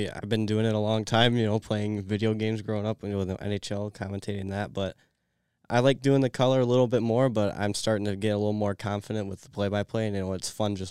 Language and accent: English; Tecumseh, Michigan, United States; I'm from Tecumseh, Michigan. My family currently resides in Onsted, Michigan